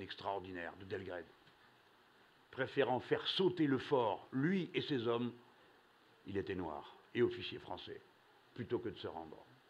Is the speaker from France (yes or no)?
yes; France; nous, Français